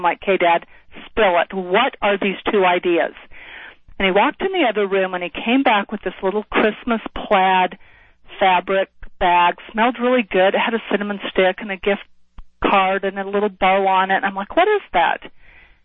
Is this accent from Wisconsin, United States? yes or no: no; Salt Lake City, Utah, United States; moved away as an adult; also born or lived in Washington, D.C.; I grew up in Salt Lake City, Utah